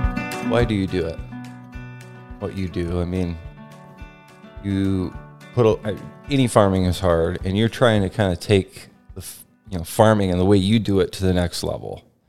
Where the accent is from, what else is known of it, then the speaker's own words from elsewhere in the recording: Lynden, Washington, United States; based right in the town where I grew up in Linden